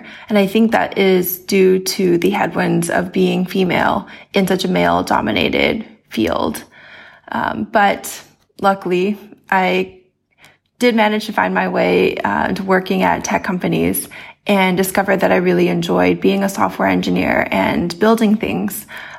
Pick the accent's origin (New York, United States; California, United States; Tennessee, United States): California, United States; Both of my parents are software engineers. I grew up in Silicon Valley, went to school at Stanford, studied engineering.